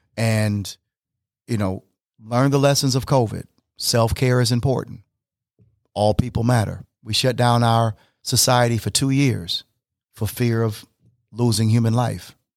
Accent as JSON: {"language": "English", "town": "Flint", "region": "Michigan", "country": "United States", "tie": "born or raised there", "said": "growing up in Flint, Michigan"}